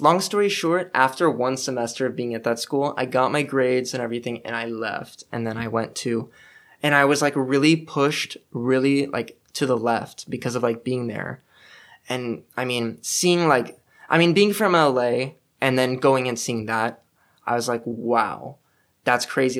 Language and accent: English; Los Angeles, California, United States; moved away; I'm from North Hollywood